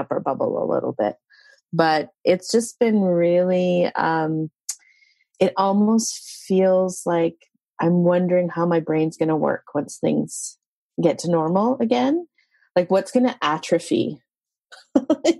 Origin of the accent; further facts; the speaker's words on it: Yukon, Canada; I'm a Tondekwichin citizen. That's my First Nation. I come from the Yukon